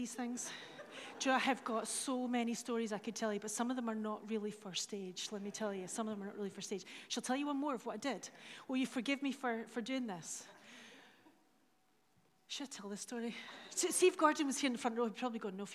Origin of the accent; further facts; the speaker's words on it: Dundee, Scotland, United Kingdom; I'm from Dundee.